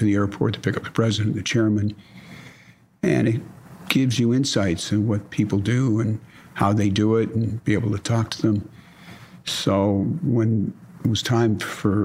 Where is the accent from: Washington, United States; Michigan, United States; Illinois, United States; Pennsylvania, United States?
Michigan, United States; Detroit; I was born in Detroit, Michigan.